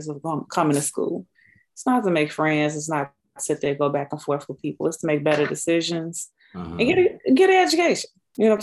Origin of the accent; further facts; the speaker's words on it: Chicago, Illinois, United States; Grew up on the south side of Chicago